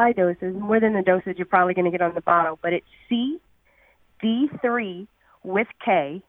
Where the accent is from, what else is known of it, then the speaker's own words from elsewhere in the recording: the South, Louisiana, United States; I'm from the South